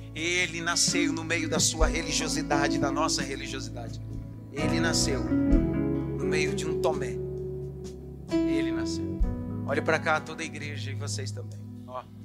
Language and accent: Portuguese; Pernambuco, Brazil; also born or lived in São Miguel Paulista, São Paulo; now in São Paulo, Brazil; eu fui criado no cangaço uma cidadezinha, um engenho chamado Saezinho, de uma usina chamada Santo André. Quem está indo para Água Preta, entre Barreiros e Água Preta